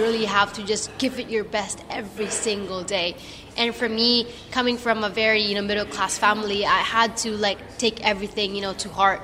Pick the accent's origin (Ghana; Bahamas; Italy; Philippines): Philippines; as a Filipino, as Southeast Asian